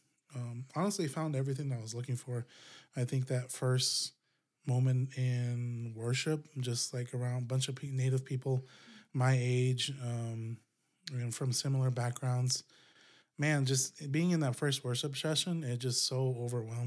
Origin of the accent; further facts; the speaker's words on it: Gila River area, south of Phoenix, Arizona, United States; moved away as an adult; now in Flagstaff, United States; I grew up down in Gila area. That's south of Phoenix